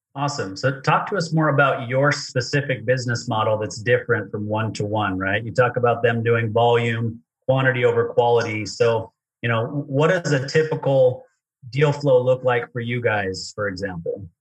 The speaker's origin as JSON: {"language": "English", "region": "Utah", "country": "United States", "tie": "born or raised there", "said": "I grew up in Utah"}